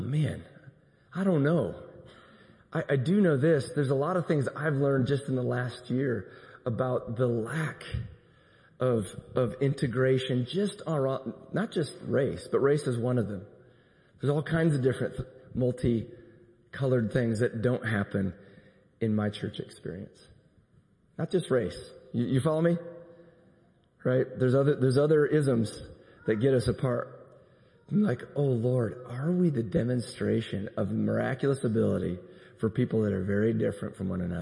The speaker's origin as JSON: {"language": "English", "region": "Iowa", "country": "United States", "tie": "born or raised there", "moved": "yes", "lives_now": "Tulsa, United States", "said": "I'm from Iowa. I think I probably told you there in my little town of 4,000, there was one African American family"}